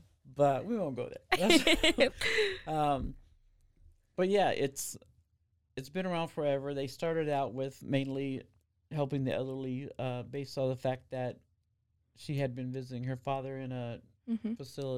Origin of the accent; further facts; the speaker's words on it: Arizona, United States; now in Waco, United States; I've noticed that, again, I came from Arizona. We have normal street lights that are up and down.